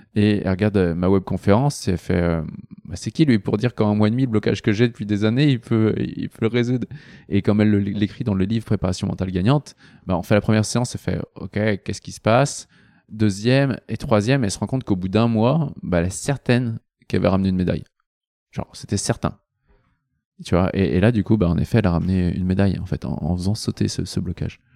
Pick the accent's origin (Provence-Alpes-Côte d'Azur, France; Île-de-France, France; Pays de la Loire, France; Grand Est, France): Pays de la Loire, France; Nantes; je suis nantais à la base. à Nantes